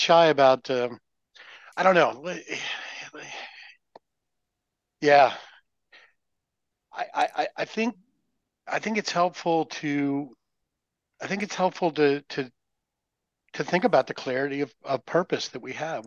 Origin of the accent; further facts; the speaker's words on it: Nova Scotia, Canada; I'm from Mayberry, which has been established. It's Mayberry. The area is Nova Scotia. We're way up in the Great White North.